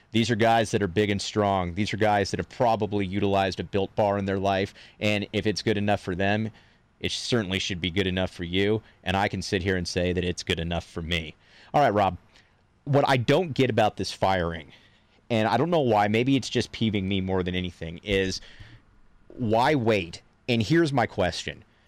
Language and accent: English; Crete, Nebraska, United States; we're both from Crete, Nebraska